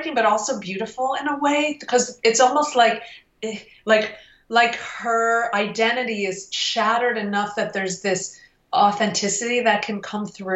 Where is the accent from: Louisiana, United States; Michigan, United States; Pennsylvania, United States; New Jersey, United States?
Michigan, United States; Detroit; I was from Detroit